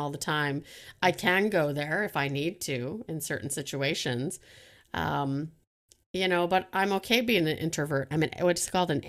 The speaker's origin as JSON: {"language": "English", "country": "Canada", "said": "I love to flirt. I'm friendly. I'm, I'm Canadian. I think that helps."}